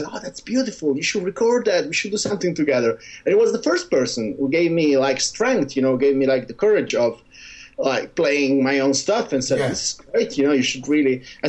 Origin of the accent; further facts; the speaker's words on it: Giulianova, Abruzzo, Italy; moved away; in Giulianova, my hometown, because it's a seaside resort